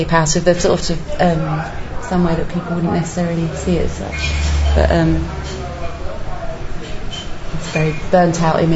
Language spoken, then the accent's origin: English; India; moved away; when I was growing up in India